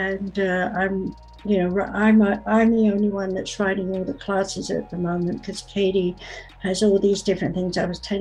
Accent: United States; also born or lived in England; I'm an American

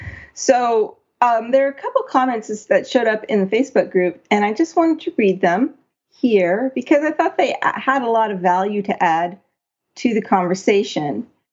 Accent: Poland; English is a second language; now in Australia; Growing up in Poland under communist regime meant having to learn Russian many years at school

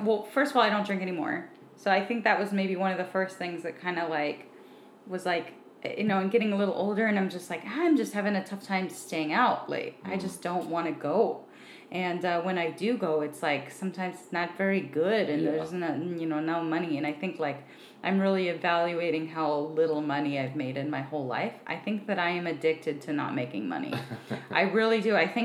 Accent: Southern California, United States; also born or lived in San Francisco Bay Area; being from down here

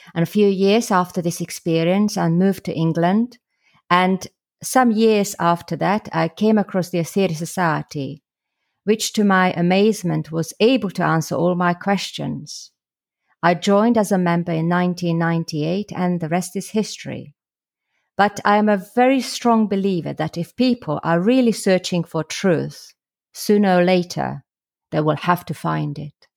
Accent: Slovakia; now in London, United Kingdom; originally I'm from Slovakia, or the former Czechoslovakia, where I was brought up as a Catholic

